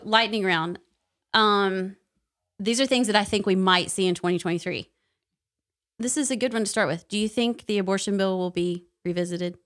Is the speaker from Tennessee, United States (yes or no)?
yes; Knoxville, Tennessee, United States; I'm from Knoxville